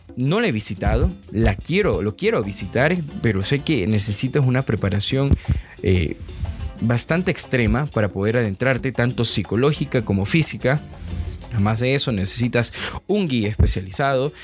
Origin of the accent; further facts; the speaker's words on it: Ecuador; nosotros los ecuatorianos